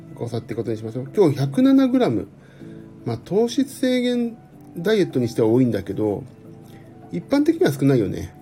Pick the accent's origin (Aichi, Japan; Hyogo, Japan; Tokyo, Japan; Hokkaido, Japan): Tokyo, Japan; 江戸っ子だから